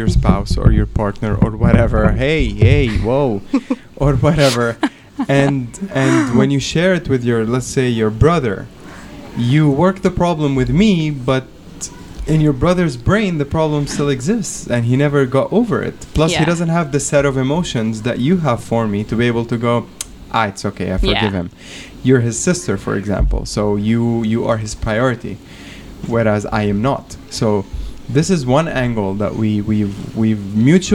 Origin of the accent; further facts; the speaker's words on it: Lebanon; now in Kuwait; I'm from Lebanon